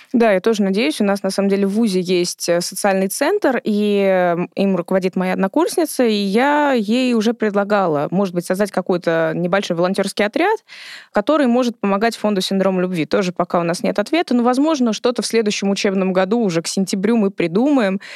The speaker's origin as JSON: {"language": "Russian", "region": "Moscow", "country": "Russia", "tie": "born or raised there", "said": "Я родилась и выросла в Измайлово, то есть я соседка нашего фонда"}